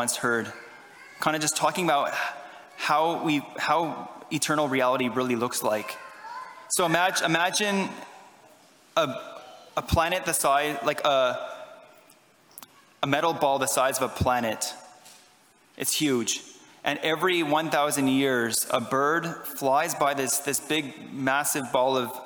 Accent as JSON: {"language": "English", "town": "Ottawa", "region": "Ontario", "country": "Canada", "moved": "yes", "said": "I am Canadian. I'm from Ottawa, Ontario"}